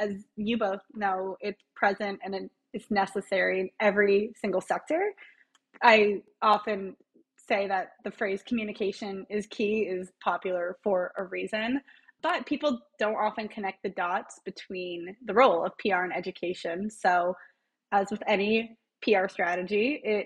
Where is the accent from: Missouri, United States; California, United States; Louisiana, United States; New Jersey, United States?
California, United States; Los Angeles; I grew up in Los Angeles